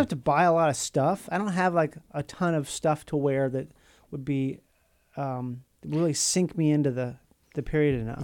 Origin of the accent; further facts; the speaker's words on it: Minnesota, United States; where I grew up in Minnesota